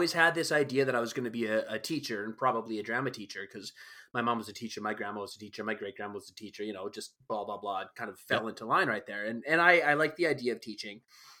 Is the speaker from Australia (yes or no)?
no; High Level, Alberta, Canada; born there; Like, I was born in High Level, Alberta.